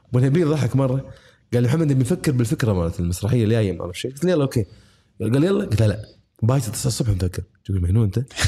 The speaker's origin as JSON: {"language": "Arabic", "country": "Kuwait", "said": "بلدي انا الكويت"}